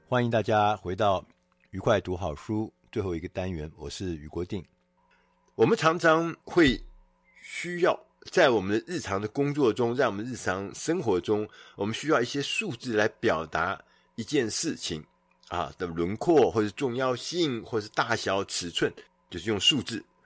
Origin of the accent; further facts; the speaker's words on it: Taiwan; 我们台湾人